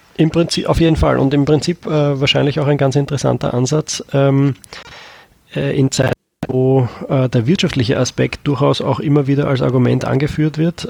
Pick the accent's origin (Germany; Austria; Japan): Austria; bei uns in Österreich